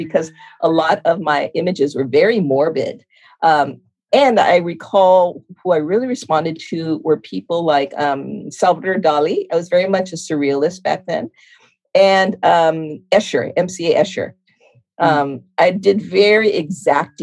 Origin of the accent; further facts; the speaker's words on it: Los Angeles, California, United States; also born or lived in Las Vegas, Nevada; Then we moved to Los Angeles when I was 1 year old. And I was raised in LA, in Northeast LA of El Cerrino.